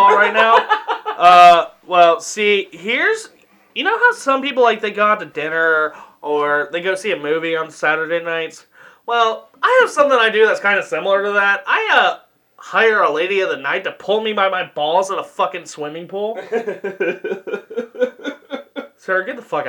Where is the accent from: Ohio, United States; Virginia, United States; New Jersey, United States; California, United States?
Ohio, United States; moved away; We're from Ohio, the Ohio area. I can't say I'm from Ohio and I don't live here anymore.